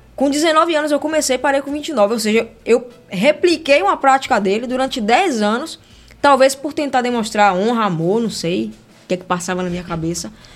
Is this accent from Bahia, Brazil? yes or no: yes; Salvador, Bahia, Brazil; Eu sou de Itacaranha, subúrbio ferroviário